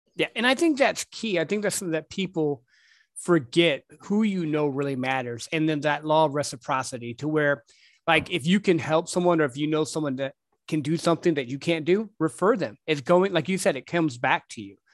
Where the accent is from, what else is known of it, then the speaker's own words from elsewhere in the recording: Midwest, United States; growing up in the Midwest